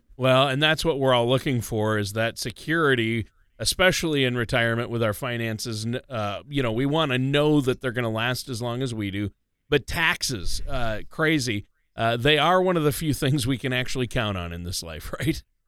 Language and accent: English; Minnesota, United States; growing up in Minnesota